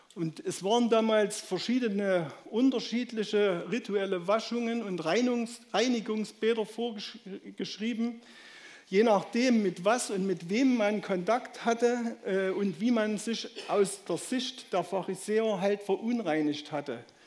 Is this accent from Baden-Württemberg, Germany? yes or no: no; Saxony, Germany; accent: Saxon; meinen sächsischen Dialekt